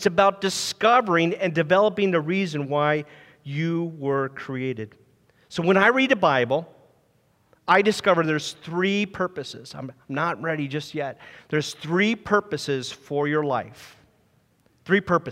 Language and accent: English; Ohio, United States; also born or lived in Lancaster, Pennsylvania; my parents at age 4, we moved out to Ohio, and I became a Buckeyes fan. And then I graduated from Jackson High School